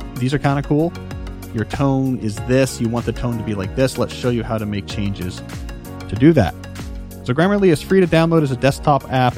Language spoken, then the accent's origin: English; New Jersey, United States; also born or lived in Houston, Texas; I moved after second grade from Houston to New Jersey